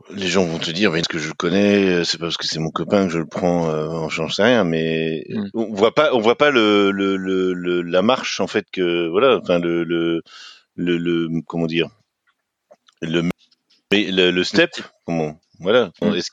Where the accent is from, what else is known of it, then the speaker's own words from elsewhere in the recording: Rennes, Brittany, France; bon, après, je dirais en tant que Rennais, hein